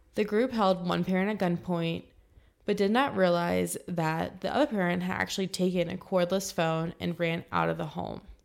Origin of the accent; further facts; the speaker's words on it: 20 minutes from Dayton, Virginia, United States; Dayton is a 20 minute drive from my hometown